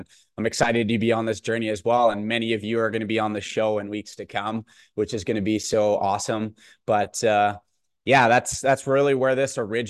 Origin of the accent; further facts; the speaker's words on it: Bonnyville, Alberta, Canada; whether you know me personally from maybe where I grew up in Bonneville or out at school at St. FX